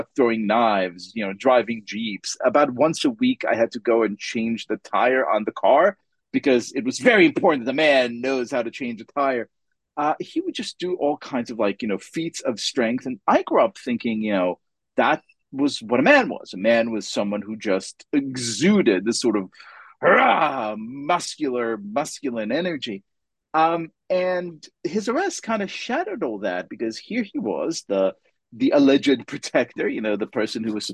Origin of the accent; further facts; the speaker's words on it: Israel; English is a second language; moved away; Growing up in Israel